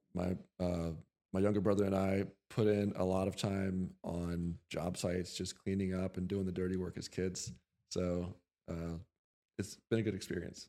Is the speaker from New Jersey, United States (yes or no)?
no; Lancaster, Pennsylvania, United States; also born or lived in Montana; we're from Lancaster originally